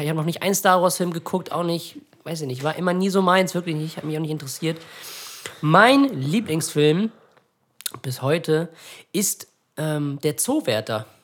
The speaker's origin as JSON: {"language": "German", "town": "Ratekau", "region": "Schleswig-Holstein", "country": "Germany", "tie": "born or raised there", "said": "bei uns in Ratekau, in dem kleinen Dorf, wo wir leben"}